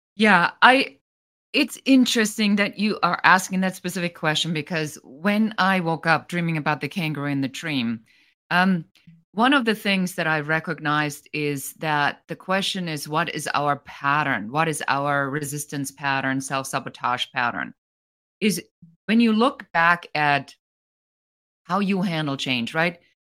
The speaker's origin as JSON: {"language": "English", "country": "Germany", "moved": "as an adult", "lives_now": "United States", "said": "I'm originally from Germany. I'm an immigrant"}